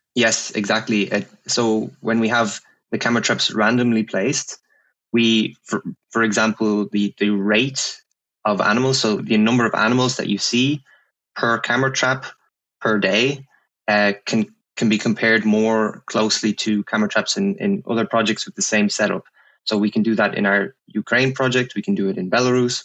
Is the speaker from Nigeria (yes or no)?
no; Ireland; moved away; I'm from Ireland. I'm from um, a place not too far from Dublin